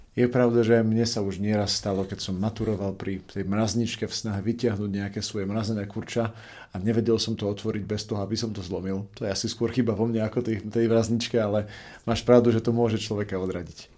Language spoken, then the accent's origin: Slovak; Košice, Košice Region, Slovakia; u nás v Košiciach